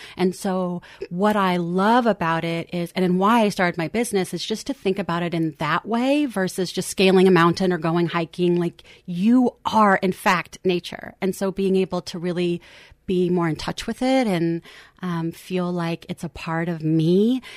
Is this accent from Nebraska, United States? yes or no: yes; Lincoln, Nebraska, United States; also born or lived in Eugene, Oregon; now in Portland, United States; I grew up and spent a lot of my youth in Lincoln, Nebraska, and then came back here